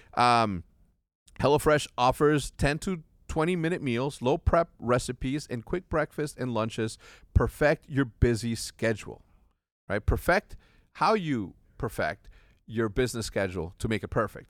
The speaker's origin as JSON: {"language": "English", "country": "Mexico", "tie": "born or raised there", "also_born_or_lived": "Schaumburg, Illinois", "moved": "yes", "said": "I grew up in Mexico"}